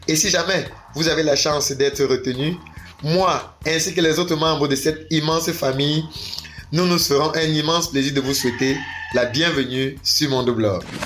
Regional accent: Cameroon; je suis camerounais

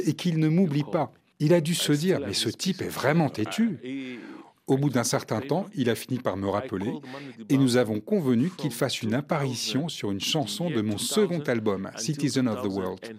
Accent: Mozambique; Je suis originaire du Mozambique

